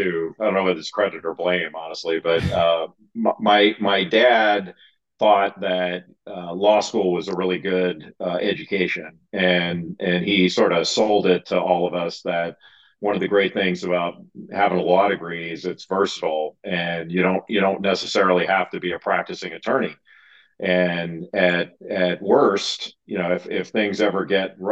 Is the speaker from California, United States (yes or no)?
yes; Rolling Hills, California, United States; also born or lived in San Pedro, California; I was born in San Pedro, California, near the Port of Los Angeles. And I grew up in a town city called Rolling Hills.